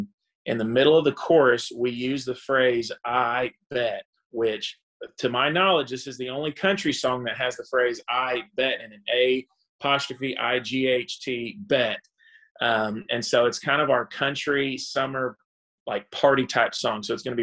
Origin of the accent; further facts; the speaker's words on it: Dominican Republic; moved away; also born or lived in Texas; Well, I was born in Corpus Christi, Texas, which is way, way south Texas. But my parents were missionaries, so I actually grew up overseas in the Dominican Republic for most of my childhood.